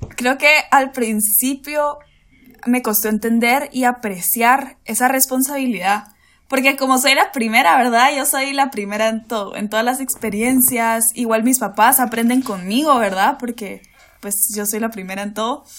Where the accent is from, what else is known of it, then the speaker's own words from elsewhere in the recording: Guatemala City, Guatemala Department, Guatemala; de aquí de la capital de Guate, aquí de Guate, sí, Chapina